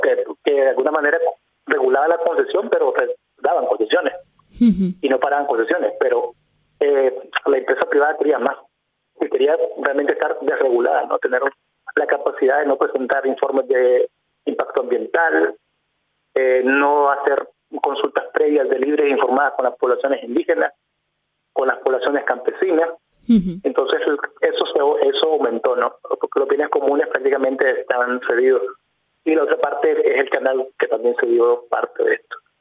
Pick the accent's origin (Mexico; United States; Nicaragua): Nicaragua; León; yo soy del lado de León, que estoy viviendo